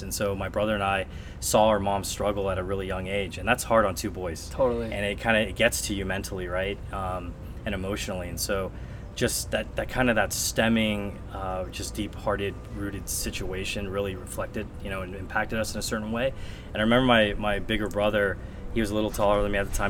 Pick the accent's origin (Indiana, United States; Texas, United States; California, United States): California, United States; San Francisco; I was pretty much born and raised in San Francisco.